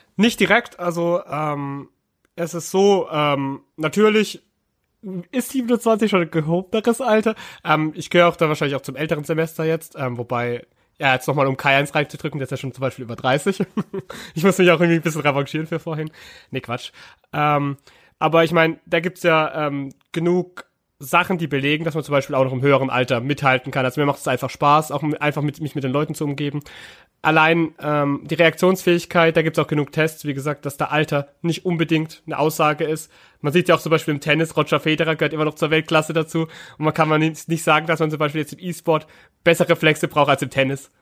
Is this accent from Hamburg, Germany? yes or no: no; Karlsruhe, Baden-Württemberg, Germany; moved away; ich wirklich ja gebürtiger Karlsruher bin und auch schon seit Kind auch Fan